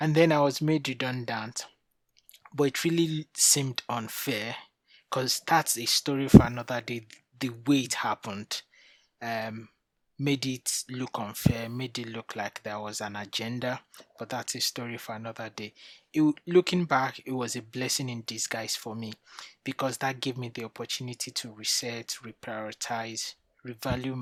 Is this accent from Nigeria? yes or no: yes; Nigeria; moved away as an adult; now in United Kingdom; I'm originally from Nigeria, moved to the UK 13 years ago.